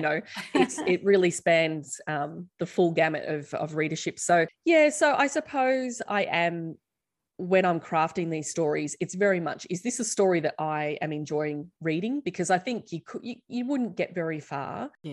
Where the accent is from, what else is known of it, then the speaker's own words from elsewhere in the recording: Australia; us as Australian teens